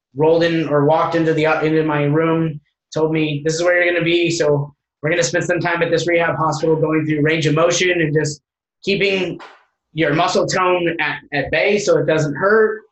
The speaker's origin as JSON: {"language": "English", "town": "Hesperia", "region": "California", "country": "United States", "tie": "born or raised there", "said": "originally grew up in Southern California"}